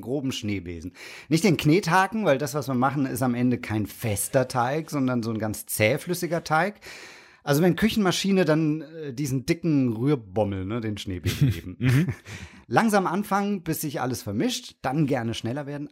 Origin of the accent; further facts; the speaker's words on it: the South, Southern Germany, Germany; ich komme ja aus dem Süden